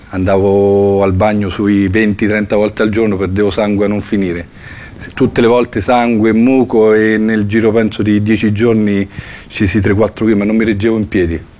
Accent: Fiuggi, Lazio, Italy; Sono di Fiuggi e il 26 luglio compirò 49 anni

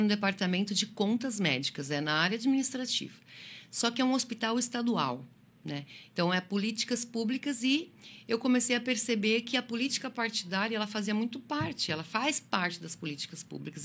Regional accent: Lages, Santa Catarina, Brazil; moved away as an adult; also born or lived in Criciúma; now in Içara, Brazil; eu sou natural de Lages, né, na Serra Catarinense.

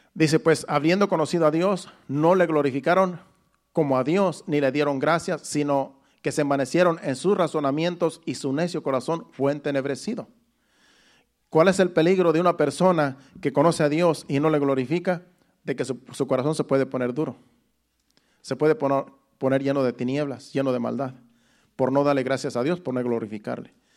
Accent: Mexico; moved away; de mi pueblo, de mi rancho más bien, porque soy de un rancho allá en México

